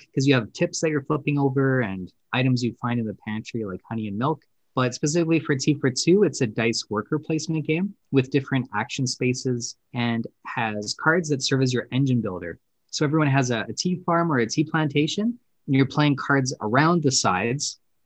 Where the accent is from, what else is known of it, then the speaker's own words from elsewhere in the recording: Canada; we are Canadian